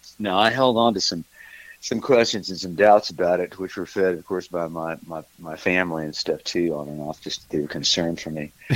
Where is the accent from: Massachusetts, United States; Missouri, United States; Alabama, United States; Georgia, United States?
Missouri, United States; moved away as an adult; also born or lived in California / Texas; now in Nashville, United States; Well, originally I'm from Missouri, and I got out of there pretty much as quickly as I could